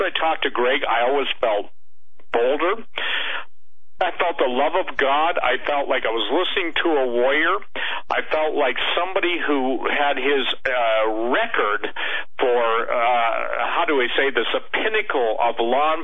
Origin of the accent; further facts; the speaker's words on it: Stambaugh, Michigan, United States; I was born in the Stambo, Michigan hospital